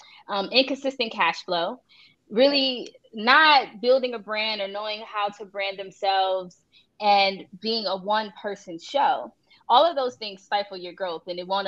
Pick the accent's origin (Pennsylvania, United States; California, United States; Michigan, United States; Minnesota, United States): Pennsylvania, United States; Philadelphia; now in Miami, United States; I'm originally from Philadelphia. I currently live in Miami, Florida